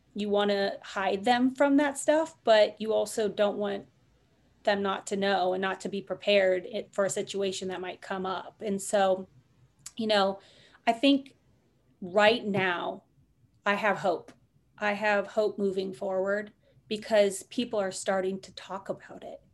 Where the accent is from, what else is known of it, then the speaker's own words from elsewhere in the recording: Los Angeles, California, United States; Los Angeles my hometown